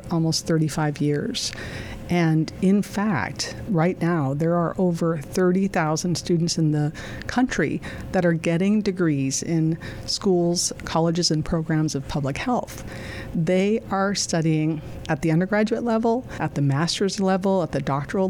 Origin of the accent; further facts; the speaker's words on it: Highgate, Vermont, United States; moved away; growing up in Vermont